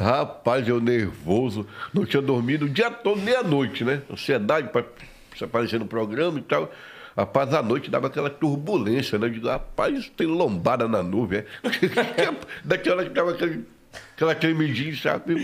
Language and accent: Portuguese; Curuçá, Pará, Brazil; moved away; also born or lived in Belém; eu sou do Prauajó, uma colônia, né? Uma colônia agrícola, no município de Curuçá, no estado do Pará